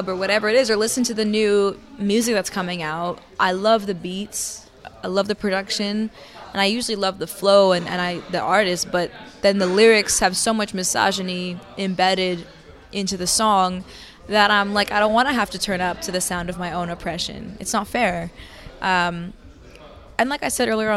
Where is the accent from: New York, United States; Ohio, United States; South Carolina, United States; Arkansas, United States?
New York, United States; New York City; growing up in New York City